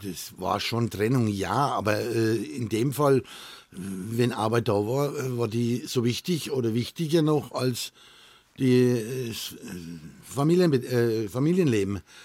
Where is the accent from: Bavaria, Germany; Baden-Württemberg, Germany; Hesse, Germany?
Bavaria, Germany; Kolitzheim; Im Ortsteil Kolitz, also in Kolitzheim, mhm. wo ich auch äh, mein Geburtsort ist